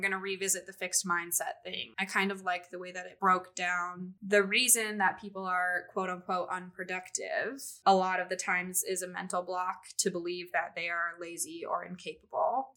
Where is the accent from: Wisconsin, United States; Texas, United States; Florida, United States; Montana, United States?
Montana, United States; Missoula; moved away as an adult; also born or lived in Boise, Idaho; I grew up in Missoula, Montana, and I went to school at the University of Montana